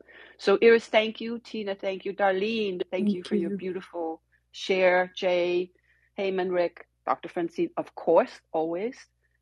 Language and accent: English; Copenhagen, Capital Region of Denmark, Denmark; moved away; I was born and raised in Copenhagen